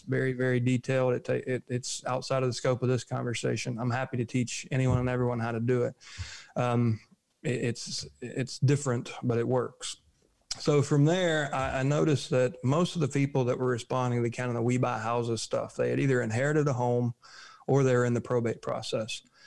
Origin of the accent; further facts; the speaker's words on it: United States; We're American.